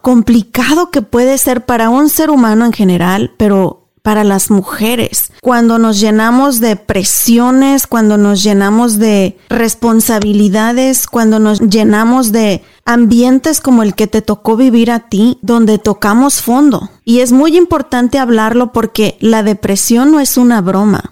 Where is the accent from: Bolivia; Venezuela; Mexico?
Mexico; como decimos nosotros allá en México